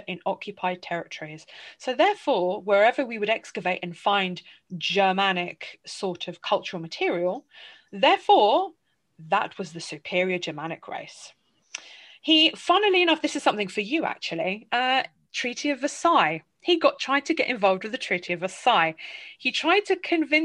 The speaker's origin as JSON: {"language": "English", "region": "England", "country": "United Kingdom", "tie": "born or raised there", "said": "I growing up in England with a family Polish heritage"}